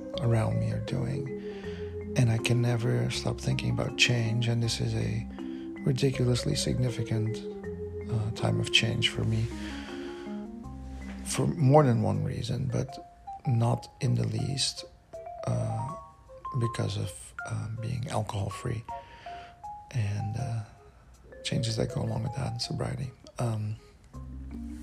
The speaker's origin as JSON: {"language": "English", "country": "Belgium", "second_language": "English", "moved": "as an adult"}